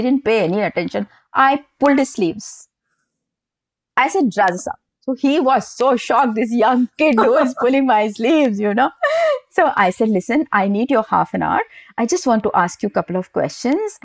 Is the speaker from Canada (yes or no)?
no; Rajasthan, India; moved away; also born or lived in Pune, India / Paris, France; I'm from Rajasthan